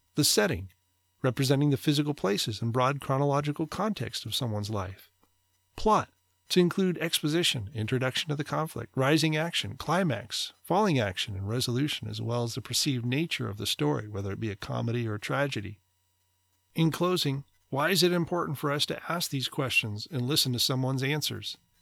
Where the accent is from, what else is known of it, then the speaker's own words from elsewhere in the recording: United States; American, white, male, suburban, middle class, conservative